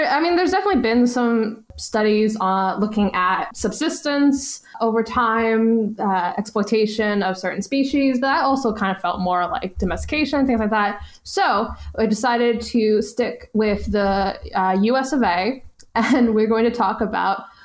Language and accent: English; New York, United States; I'm a New Yorker. We're born to hate.